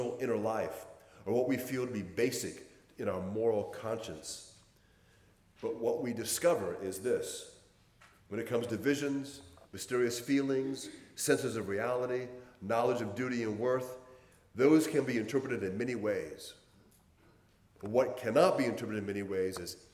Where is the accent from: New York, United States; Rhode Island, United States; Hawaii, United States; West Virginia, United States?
Hawaii, United States; I had a very rough childhood growing up in Hawaii